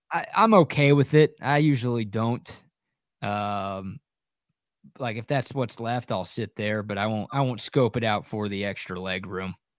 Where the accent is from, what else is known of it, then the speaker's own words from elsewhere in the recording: Dallas, Texas, United States; two buddies, like high school sweethearts that I grew up with in Dallas